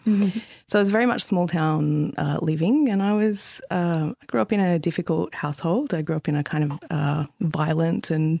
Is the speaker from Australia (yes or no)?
yes; Central Coast, New South Wales, Australia; I grew up on the central coast of New South Wales in the sort of late 80s and 90s, and it was very different than it is now. It was much smaller. It was kind of like growing up in the country. Mm-hmm. I grew up on a five-acre farm